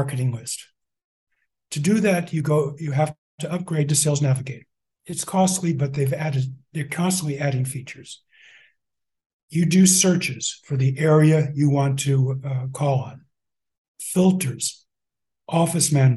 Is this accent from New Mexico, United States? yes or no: yes; Albuquerque, New Mexico, United States; moved away; I was born in Albuquerque